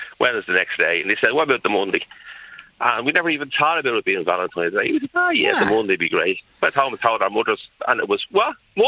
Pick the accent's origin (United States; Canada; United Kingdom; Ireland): Ireland; Dublin, Leinster; I was from Dorset Street